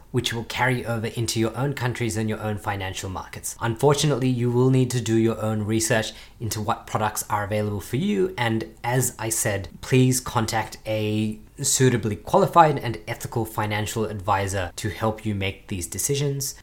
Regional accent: Australia; as an Australian

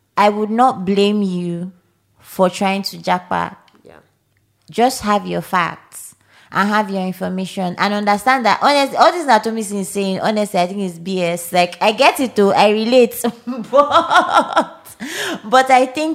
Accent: Nigeria

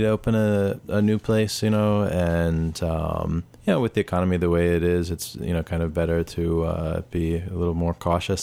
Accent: Washington, District of Columbia, United States; I'm from D.C. My father's from Haiti. My mom's from Delaware

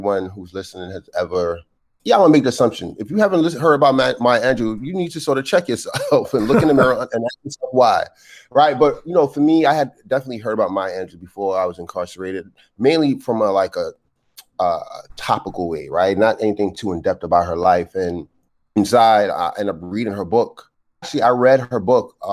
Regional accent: New York City, New York, United States; I'm a guy growing up in Brooklyn, you know, 20th century

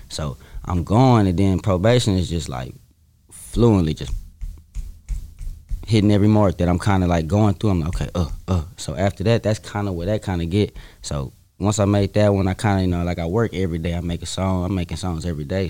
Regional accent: the South, United States; I'm from the South

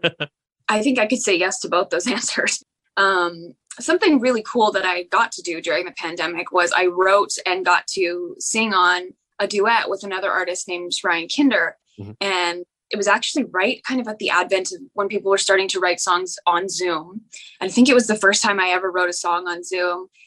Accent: Canada; I'm from Canada

